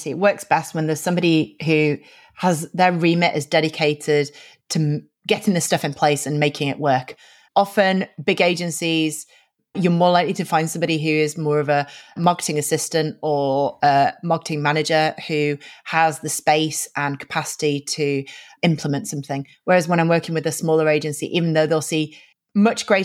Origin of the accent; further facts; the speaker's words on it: Yorkshire and the Humber, United Kingdom; now in London, United Kingdom; I'm originally from Yorkshire in the north of England